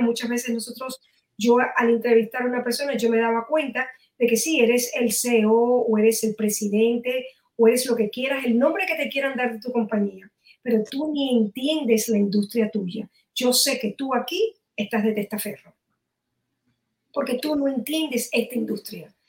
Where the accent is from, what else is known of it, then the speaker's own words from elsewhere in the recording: Miami, Florida, United States; aquí en Miami, de donde soy